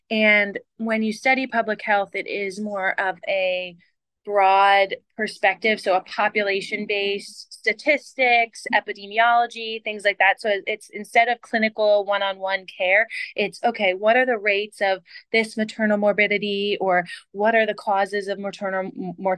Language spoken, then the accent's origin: English; Northeast, United States; moved away; I grew up in the Northeast, which I feel like is somewhat of a fast-paced area